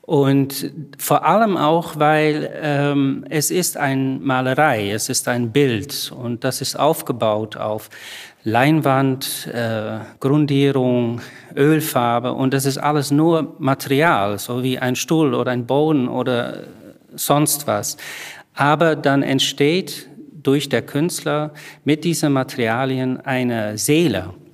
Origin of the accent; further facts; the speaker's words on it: Netherlands; now in Berlin, Germany; Ich komme aus Holland, wohne aber lange schon in Berlin